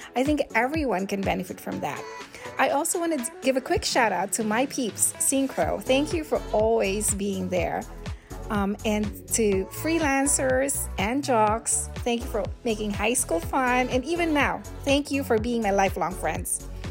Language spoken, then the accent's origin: English; Philippines; first language Filipino; English is a second language; moved away as an adult; now in United States; Philippines. So, uh, Filipino